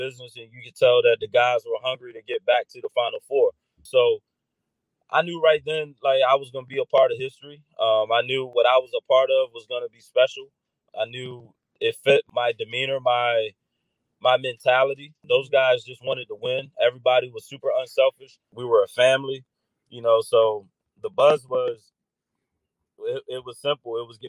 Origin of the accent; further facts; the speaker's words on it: Crisfield, Maryland, United States; knowing where I come from and the humble beginnings and the struggle of growing up in Crisfield.